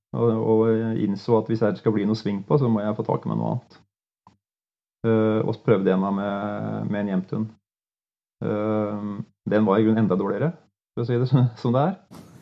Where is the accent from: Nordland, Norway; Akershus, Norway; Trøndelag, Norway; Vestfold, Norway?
Vestfold, Norway; Lågendalen, near Larvik; moved away as an adult; also born or lived in Ås / Vest-Agder; jeg er født i Lågendalen, opp for Larvik